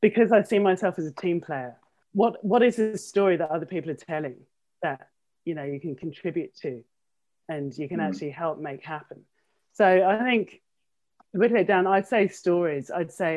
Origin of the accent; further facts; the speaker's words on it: London, United Kingdom; moved away as an adult; now in Kent, United Kingdom; born and bred in South London, Lewisham girl.